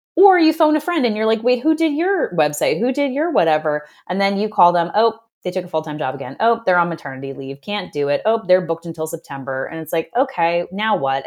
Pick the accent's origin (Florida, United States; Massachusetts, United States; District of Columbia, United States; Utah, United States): Massachusetts, United States; Boston; I'm from Boston